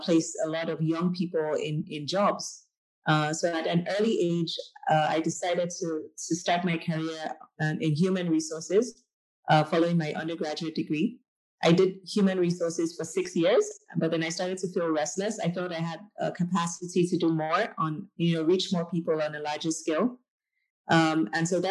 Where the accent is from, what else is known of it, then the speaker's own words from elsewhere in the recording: Nigeria; moved away as an adult; I'm Nigerian. I am a proud returnee to Africa. So I left Nigeria in 2012